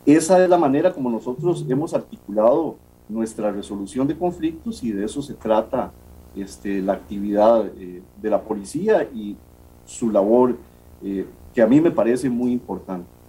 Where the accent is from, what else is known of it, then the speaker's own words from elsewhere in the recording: Costa Rica; como costarricenses